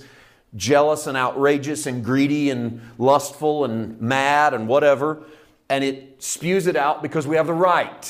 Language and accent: English; United States; I'm only an American, so I can't. I'm an American first